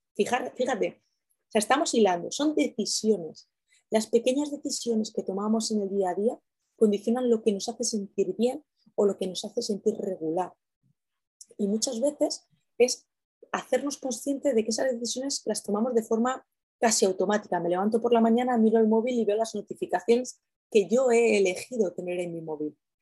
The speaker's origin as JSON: {"language": "Spanish", "region": "Castilla-La Mancha", "country": "Spain", "said": "yo soy manchega"}